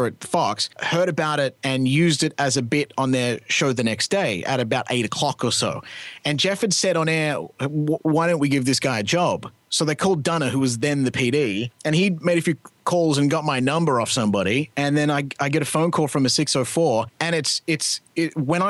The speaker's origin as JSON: {"language": "English", "country": "Australia", "moved": "as an adult", "lives_now": "Canada", "said": "I'm Australian"}